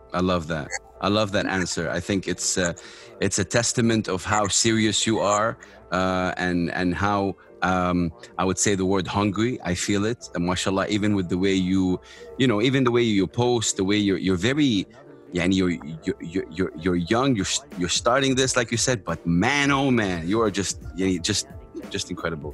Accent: Saudi Arabia; I'm from Saudi Arabia

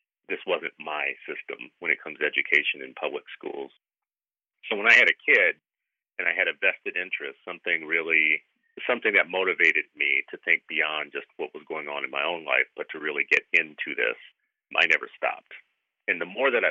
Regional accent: the South, United States; moved away; I grew up in the South.

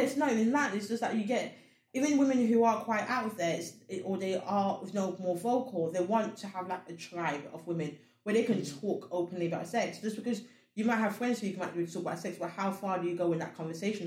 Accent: Sierra Leone; I'm Africa. I come from Sierra Leone

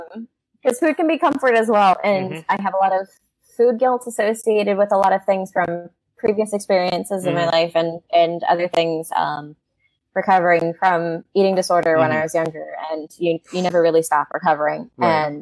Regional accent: the South, United States; I am from the South.

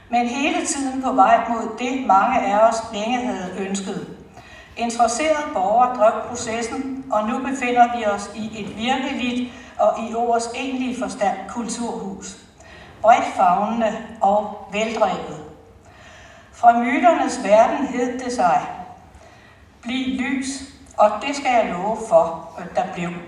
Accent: Fredensborg, Capital Region of Denmark, Denmark; Jeg er født her i Fredensborg for mange, mange år siden.

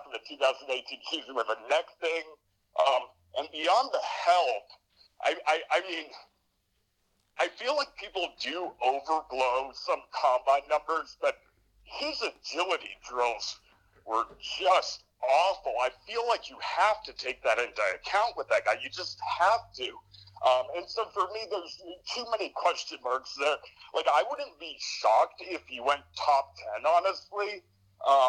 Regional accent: Boise Valley, Idaho, United States; I grew up in the Boise Valley

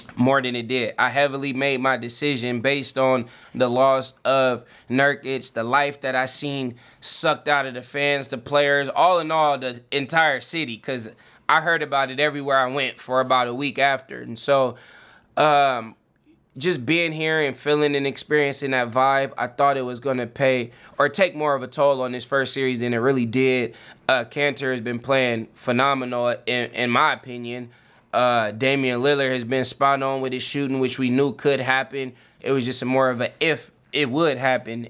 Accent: the Bay Area, California, United States; now in Portland, United States; I'm from the Bay, and I'm living out here

